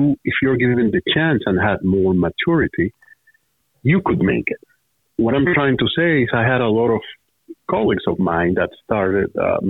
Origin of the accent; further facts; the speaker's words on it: Santo Domingo, Distrito Nacional, Dominican Republic; moved away as an adult; now in United States; I was born and raised in Santo Domingo, capital city of the Dominican Republic.